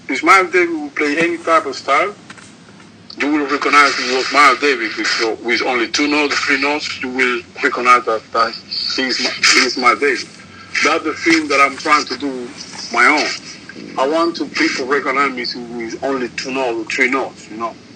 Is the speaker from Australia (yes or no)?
no; Cuba; I'm from Cuba.